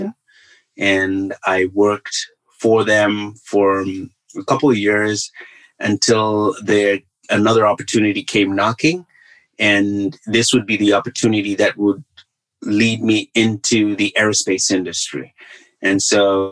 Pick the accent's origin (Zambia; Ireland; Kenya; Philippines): Zambia; Kitwe, Copperbelt Province; moved away as an adult; now in United States; I was born and raised in a mining town in Zambia called Kitwe